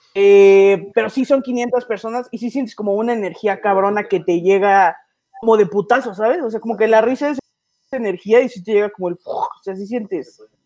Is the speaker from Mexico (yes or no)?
yes; Mexico City, Mexico; soy comediante, tengo 24 años, soy de la Ciudad de México.